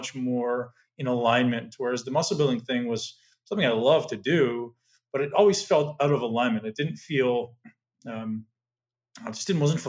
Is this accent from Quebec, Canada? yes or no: no; Toronto, Ontario, Canada; also born or lived in London, Ontario; I'm originally from Toronto